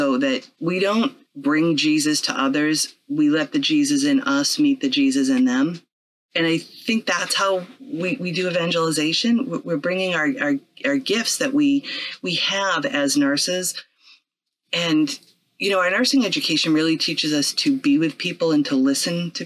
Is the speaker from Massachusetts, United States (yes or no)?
yes; Quincy, Massachusetts, United States; I'm from Quincy originally. I grew up in the Blessed Sacrament Parish. I went to Archbishop Williams High School.